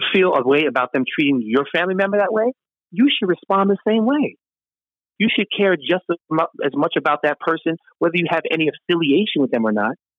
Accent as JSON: {"language": "English", "town": "New York City", "region": "New York", "country": "United States", "tie": "born or raised there", "also_born_or_lived": "Brooklyn / Harlem", "moved": "as an adult", "lives_now": "California, United States", "said": "I grew up in Queens."}